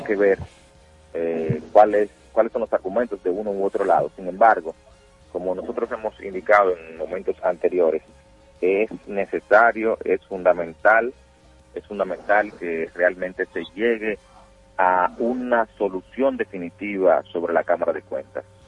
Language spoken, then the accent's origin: Spanish; Dominican Republic; nosotros como dominicanos